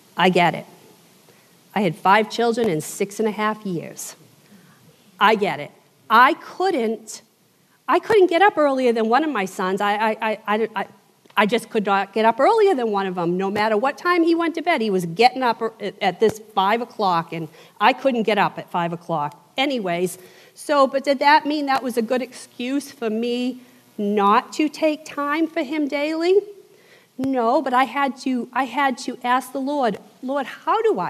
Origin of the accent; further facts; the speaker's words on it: southern New England, United States; accent: Yankee; moved away as an adult; I am from the South, I'm from southern New England. I've been down here 24 years.